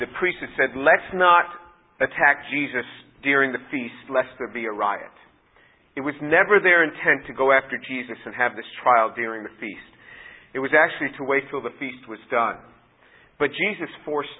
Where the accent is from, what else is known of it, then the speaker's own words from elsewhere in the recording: just outside New York City, United States; I was born in New York City, grew up just outside of the city